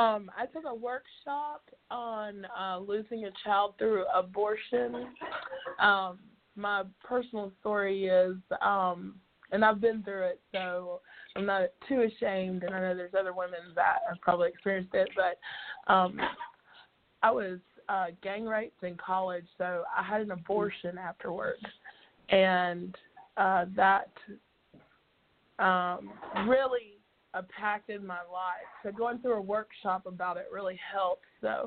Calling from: South Carolina, United States; I'm calling from South Carolina.

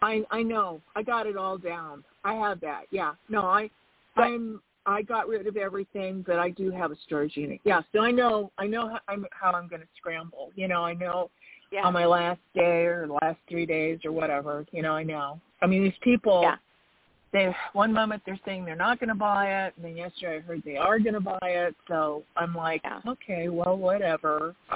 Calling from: Arizona, United States; I'm …, and I'm from Arizona.

